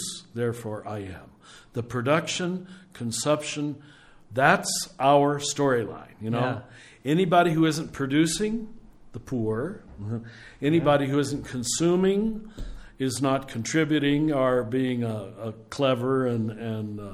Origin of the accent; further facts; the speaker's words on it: Kansas, United States; when I was growing up in Kansas